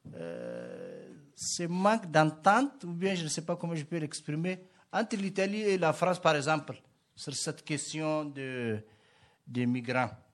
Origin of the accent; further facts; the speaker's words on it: Niger; je viens du, du Niger